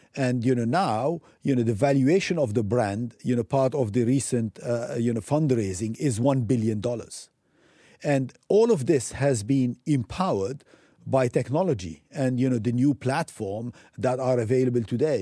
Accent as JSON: {"language": "English", "country": "Lebanon", "also_born_or_lived": "Africa / United States / Europe / Asia", "moved": "as an adult", "said": "I'm coming from Lebanon, you know, a small country"}